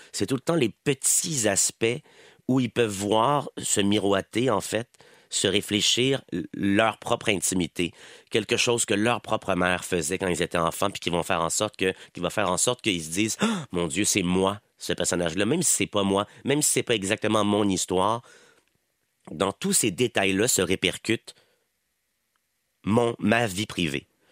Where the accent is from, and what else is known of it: Quebec, Canada; accent: Québécois